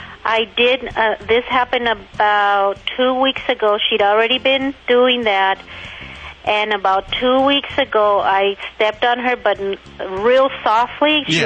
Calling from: Calimesa, California, United States; I'm calling from Cala Mesa, Riverside County.

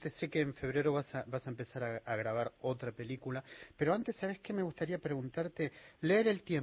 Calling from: Rosario, Santa Fe, Argentina; Buenas noches … de Rosario.

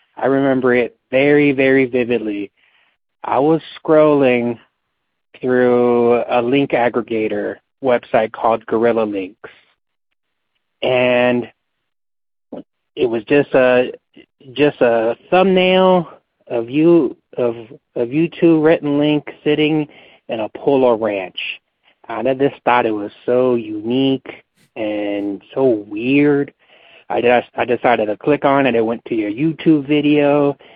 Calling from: Las Vegas, Nevada, United States; I'm calling from Las Vegas, Nevada

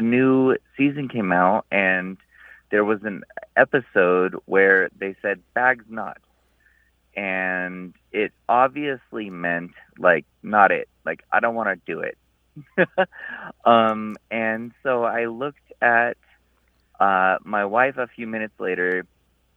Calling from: Omaha, Nebraska, United States; I'm calling from Omaha, Nebraska

